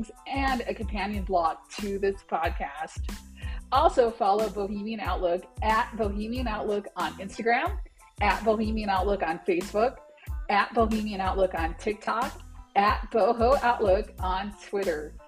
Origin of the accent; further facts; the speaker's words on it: Detroit, Michigan, United States; also born or lived in Anchorage, Alaska; now in West Texas, United States; I was born in Anchorage, Alaska, but grew up in Metro Detroit